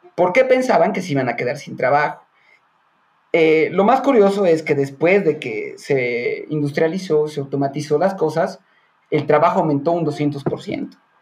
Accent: Bolivia; nosotros como, bueno, como bolivianos

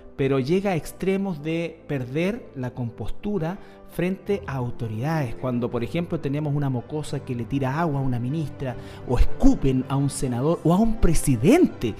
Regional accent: Chile; nosotros hoy día estamos en una pugna eh, como, como, sociedad chilena

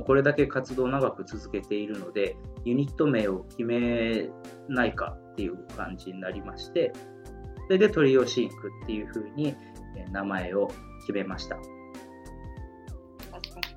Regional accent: Iwaki, Fukushima, Japan; now in Tokyo, Japan; 地元の福島県いわき市

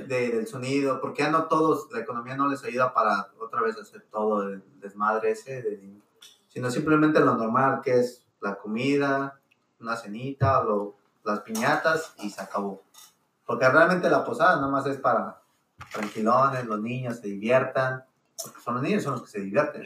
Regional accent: Mexico; now in United States; nosotros somos de México

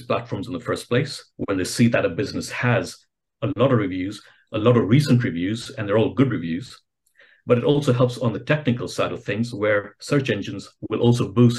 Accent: Kenya; I'm originally from Kenya

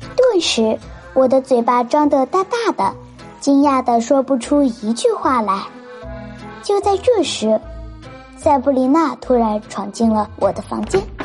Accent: Ganzhou, Jiangxi, China; 我是来自江西省赣州市的

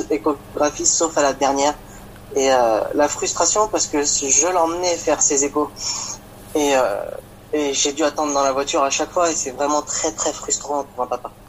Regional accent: Grand Est, France; j'ai 27 ans et je viens de Champagne-Ardenne.

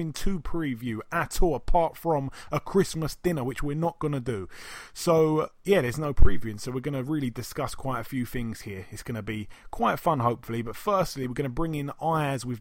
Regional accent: Croydon, London, United Kingdom

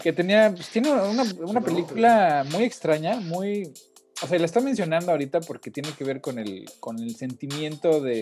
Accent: Mexico; also born or lived in Portland, United States; now in United States

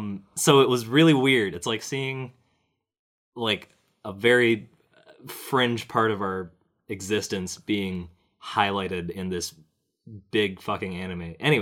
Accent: Toronto, Ontario, Canada; We're from Canada. We live in Toronto.

